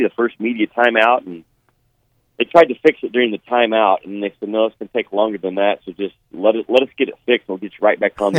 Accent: Arkansas, United States; I'm from Arkansas, man.

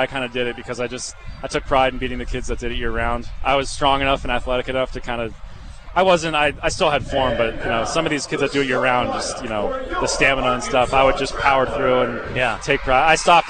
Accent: Norfolk, Virginia, United States; It was back in my hometown in Norfolk, Virginia, where the AAA team for the Orioles is.

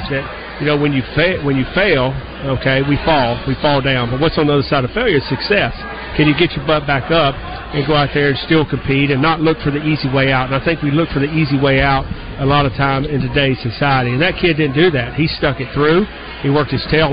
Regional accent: the South, United States; I grew up in the South

